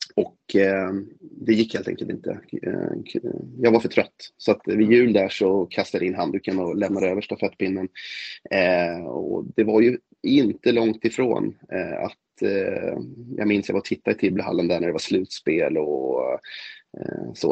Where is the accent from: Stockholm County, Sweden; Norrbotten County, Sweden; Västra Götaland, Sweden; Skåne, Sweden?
Stockholm County, Sweden; Stockholm; jag hoppas ju verkligen som stockholmare